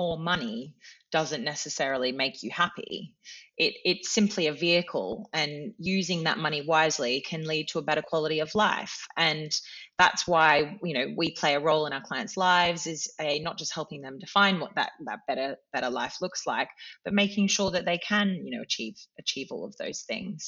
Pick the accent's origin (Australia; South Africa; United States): Australia; moved away as an adult; now in United Kingdom; I am from Australia and it is a long way away